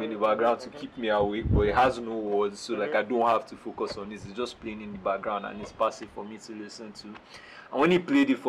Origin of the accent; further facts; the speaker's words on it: Nigeria; I'm Nigerian.